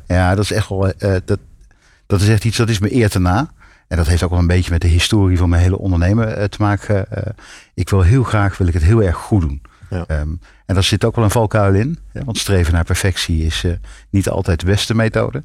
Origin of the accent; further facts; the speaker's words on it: North Brabant, Netherlands; in Brabant, waar ik vandaan kom